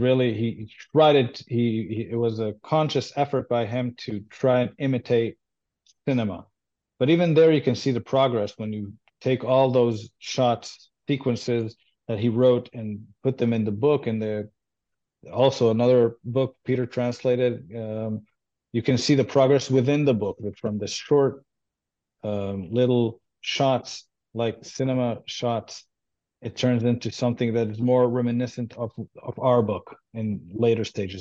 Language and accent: English; Israel; first language Hebrew; English is a second language; I grew up in Israel, and I grew up uh, Jewish, and uh, and I speak Hebrew. That's my uh, native language